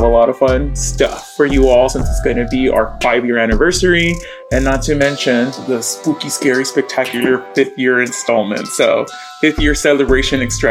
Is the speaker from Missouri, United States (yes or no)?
no; Laredo, Texas, United States; now in Brooklyn, United States; I am originally from Laredo, but I am now living in Brooklyn.